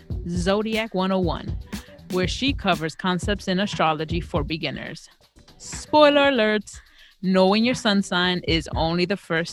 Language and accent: English; New York City, New York, United States; we all from Brooklyn